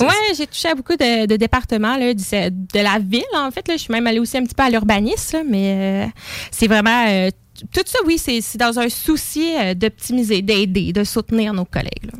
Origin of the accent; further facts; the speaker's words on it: Lévis, Quebec, Canada; J'habite Lévis, je suis née à Lévis